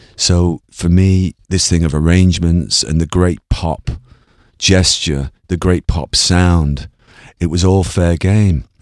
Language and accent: English; Ireland; I'm Irish.